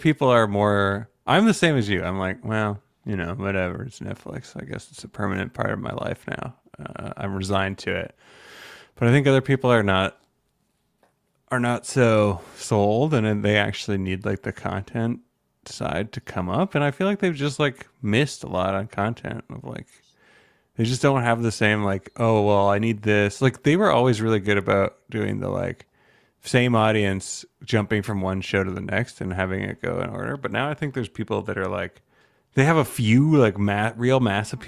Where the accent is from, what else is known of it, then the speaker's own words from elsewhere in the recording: Canada; I'm Canadian